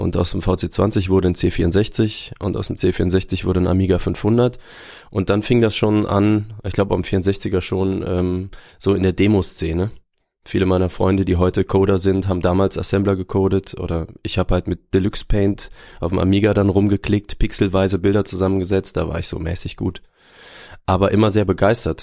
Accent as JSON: {"language": "German", "town": "Aachen", "region": "North Rhine-Westphalia", "country": "Germany", "tie": "born or raised there", "also_born_or_lived": "Würzburg", "said": "Würzburg, tatsächlich. Ich bin Franke, aber weiß davon nichts, denn ich bin schon mit, ich glaube, unter zwei Jahren nach Aachen gezogen"}